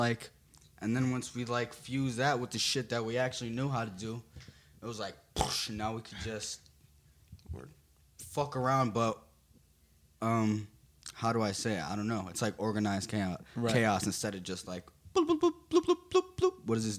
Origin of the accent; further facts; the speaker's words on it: New Jersey, United States; Especially we're from New Jersey, like, house music is so big out here.